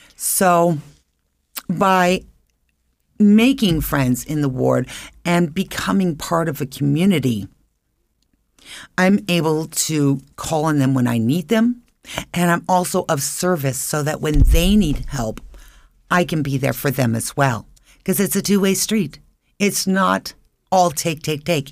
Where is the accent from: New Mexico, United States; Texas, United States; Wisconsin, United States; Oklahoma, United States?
New Mexico, United States; Albuquerque; moved away as an adult; also born or lived in Phoenix, Arizona; now in Idaho Falls, United States; I was born and raised in Albuquerque, New Mexico, and I was currently living in Phoenix for many years.